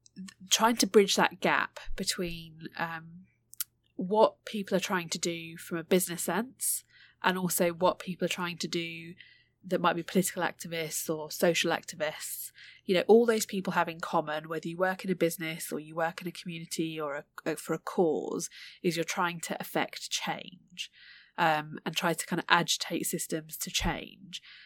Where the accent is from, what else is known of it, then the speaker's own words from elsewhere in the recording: United Kingdom; born and raised, um, in the U K, but, um, of Indian heritage